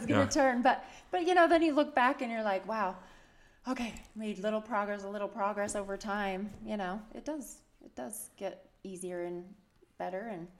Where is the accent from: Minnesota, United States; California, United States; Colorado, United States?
Colorado, United States; Berthoud; also born or lived in Lubbock, Texas; now in Utah, United States; I was born in Texas. I lived most of my childhood in Colorado.